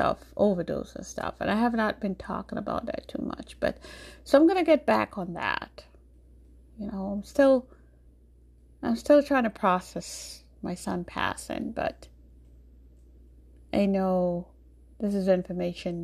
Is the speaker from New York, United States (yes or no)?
yes; New York, United States; also born or lived in Jamaica; born in Jamaica, but I grew up in New York.